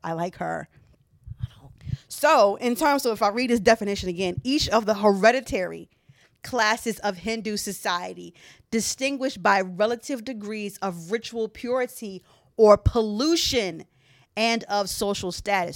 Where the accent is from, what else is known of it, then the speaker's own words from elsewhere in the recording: Philadelphia, Pennsylvania, United States; as someone raised in Philadelphia